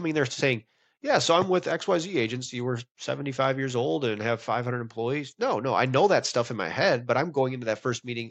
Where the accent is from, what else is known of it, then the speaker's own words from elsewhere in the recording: Wisconsin, United States; now in Texas, United States; I'm from Wisconsin.